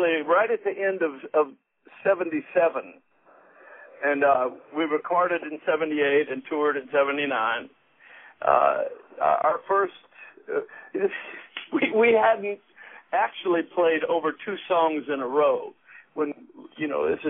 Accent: Louisiana, United States; moved away as an adult; where I grew up in Louisiana, only 3,000 people right on the Texas border on Interstate 10.

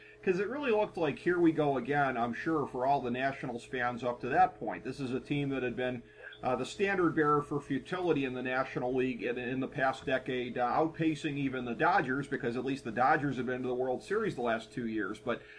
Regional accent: Cleveland, Ohio, United States; my hometown Cleveland Indians

